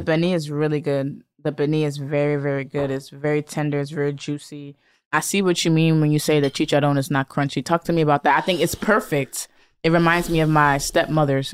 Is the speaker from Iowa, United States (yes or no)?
no; Bridgeport, Connecticut, United States; I'm from Bridgeport, Connecticut. We consider that the hood of Connecticut.